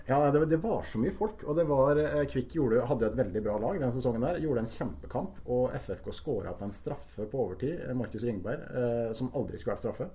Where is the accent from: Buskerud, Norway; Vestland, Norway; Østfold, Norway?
Østfold, Norway; Halden; som haldenser og fotballmann